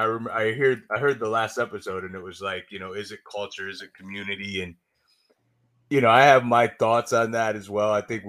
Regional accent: Syracuse, New York, United States; I'm from Syracuse, New York.

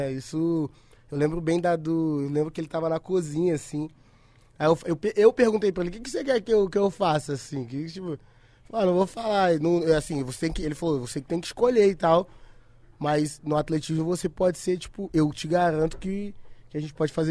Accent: São Paulo, Brazil; born there; also born or lived in Espírito Santo; Aí a gente se mudou pro Espírito Santo, que eu sou de São Paulo, nasci em São Paulo.

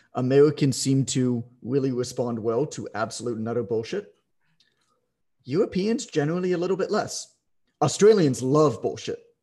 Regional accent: Canada; I'm Canadian

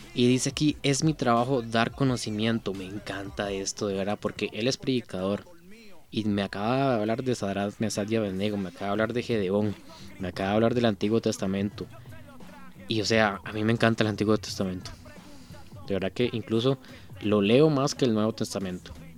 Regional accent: Costa Rica; yo soy tico, yo soy de Costa Rica

